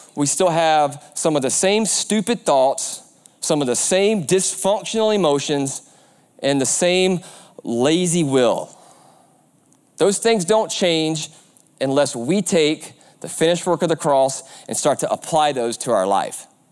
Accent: Aiken, South Carolina, United States; the Aiken County Sheriff's Department down in, in South Carolina, my hometown

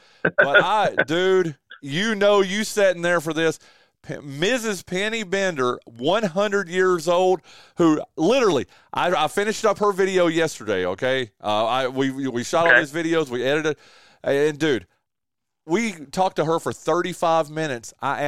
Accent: United States; I used to bale hay. I mean, we did that when I was growing up in Wilkes County. So. And I'm way too old. I'm 54 now.

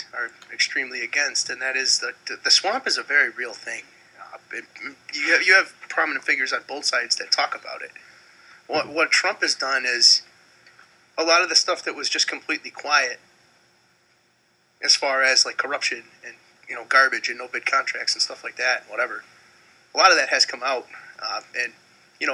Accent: Niagara Falls, New York, United States; my hometown of Niagara Falls

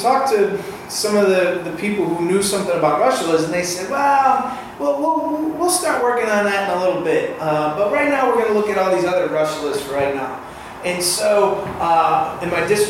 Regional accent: Michigan, United States; moved away; I grew up in Michigan, so I go back to see my family there

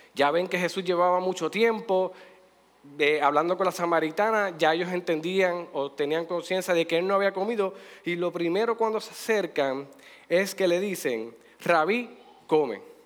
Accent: Puerto Rico; de nosotros como puertorriqueños

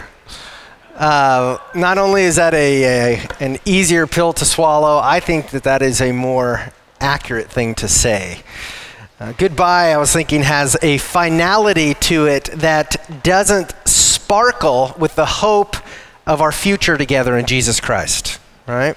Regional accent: Wyoming, United States; moved away as an adult; we are not from this area. We're from Wyoming originally. We've served here for 13 years

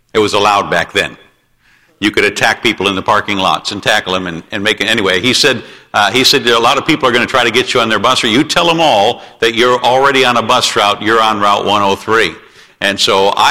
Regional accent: Palmyra, New York, United States; moved away; I grew up in a Christian Reformed church, and when I was about 12, we started going to a Bible church that was started by a Bob Jones graduate named Tom Asbury, and started attending that little church in Palmyra, New York.

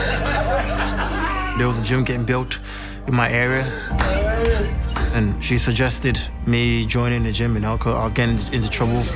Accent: Kingston, Jamaica; now in United Kingdom; The area we grew up in Kingston, Jamaica, was a lot of crimes

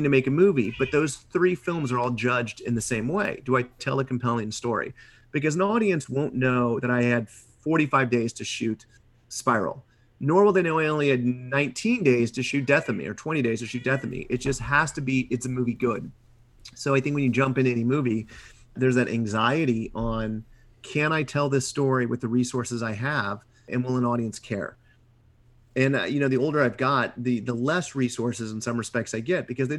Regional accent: Midwest, United States; being a Midwesterner

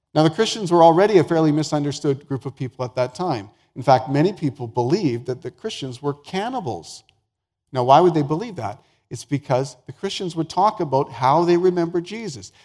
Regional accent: the Prairies, Canada; also born or lived in Vancouver, British Columbia; I was born and raised the first number of years of my life in Vancouver, and so that's my hometown. Uh, but I grew up mostly on the prairies

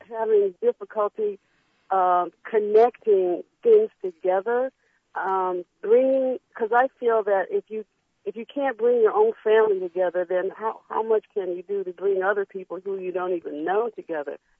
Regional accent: Detroit, Michigan, United States; now in Los Angeles, United States; I grew up in Detroit

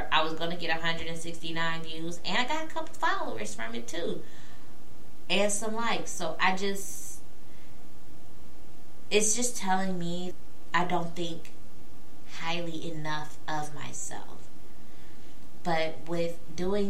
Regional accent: Peoria, Illinois, United States; moved away as an adult; now in Louisville, United States; I am originally from Peoria, Illinois, born and raised

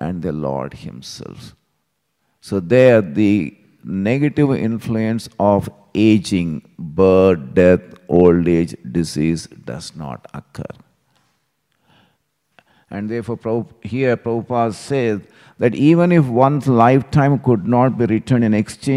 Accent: Hyderabad, Telangana, India; moved away; I still remember this street where I grew up in Hyderabad.

